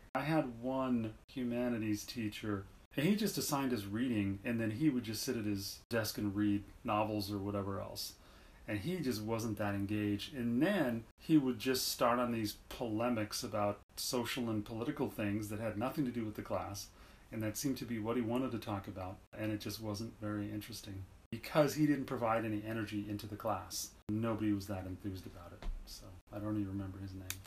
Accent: Southern California, United States; also born or lived in Montreal, Quebec, Canada / Los Angeles / San Diego; I grew up in Southern California

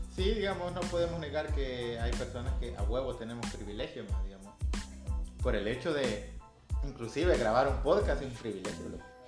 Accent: El Salvador; hay que ayudarnos como hermanos salvadoreños

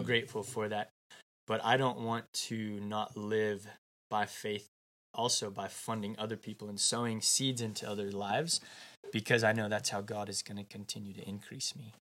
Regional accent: United States; I'm from the United States

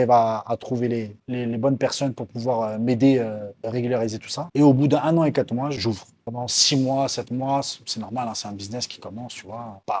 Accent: France; moved away as an adult; now in Morocco; Je suis venu de France ici au Maroc et maintenant je suis connu en France.

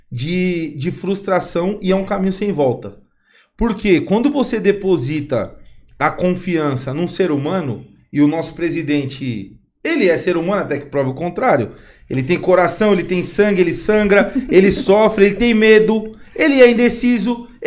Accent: Minas Gerais, Brazil; Sou mineira, pô

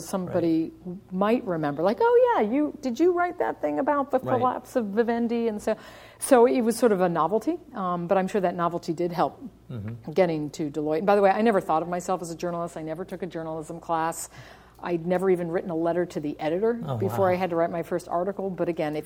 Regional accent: United States; accent: American; moved away; also born or lived in overseas; I'm an American. I sound like an American, but I've spent 10 years overseas.

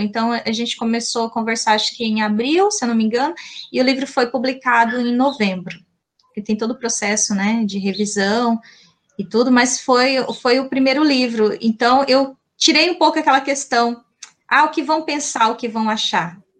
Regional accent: Colíder, Mato Grosso, Brazil; accent: caipira; Eu sou mato-grossense, eu nasci em Colíder, interior aqui de, de Mato Grosso, né? Daí o meu sotaque bem caipira

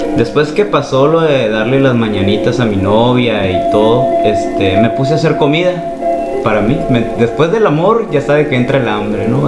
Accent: La Paz, Baja California Sur, Mexico; Yo soy de aquí de La Paz y vengo de la colonia Chametla

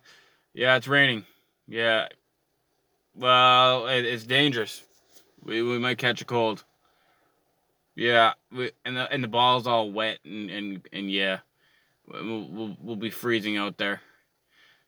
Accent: Canada; I'm Canadian and I like curling

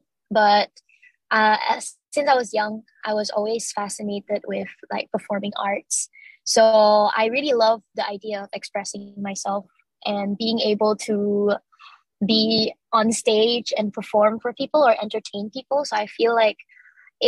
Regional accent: Miri, Sarawak, Malaysia; moved away as an adult; now in Kuching, Malaysia; I'm actually from Miri, which is like the second largest city in Sarawak.

